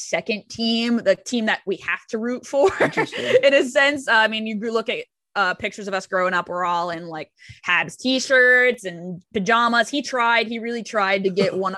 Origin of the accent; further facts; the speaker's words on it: San Diego, California, United States; I am born and raised in Southern California